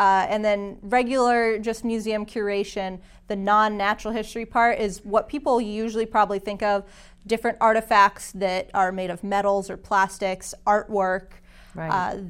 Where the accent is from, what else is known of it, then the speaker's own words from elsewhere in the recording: Belchertown, Massachusetts, United States; now in Chelmsford, United States; So I'm from Western Massachusetts. I grew up in Belchertown, Mass.